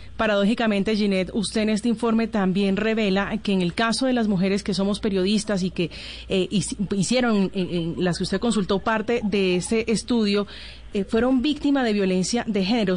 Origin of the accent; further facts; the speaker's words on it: Villanueva, Colombia; moved away; la Navidad en mi pueblo, en Villanueva, era muy tranquila